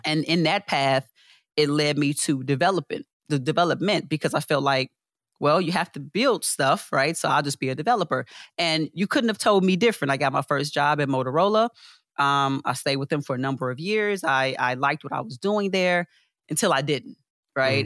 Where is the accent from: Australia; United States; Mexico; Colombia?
United States; Chicago, Illinois; born and raised in Chicago